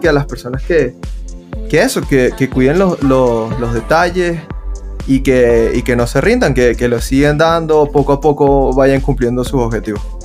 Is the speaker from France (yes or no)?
no; Venezuela; now in Colombia; lo que vivimos en Venezuela